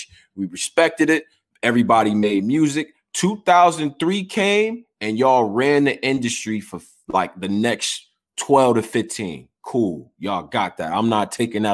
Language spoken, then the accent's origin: English; Houston, Texas, United States; I was born in Houston